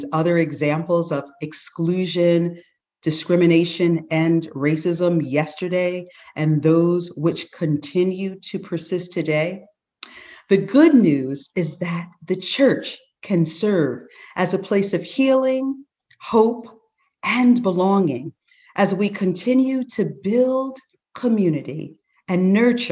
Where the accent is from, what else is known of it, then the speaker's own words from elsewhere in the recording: Teaneck, New Jersey, United States; the unique experiences we had growing up in Teaneck